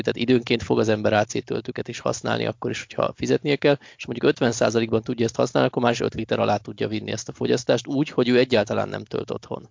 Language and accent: Hungarian; Hungary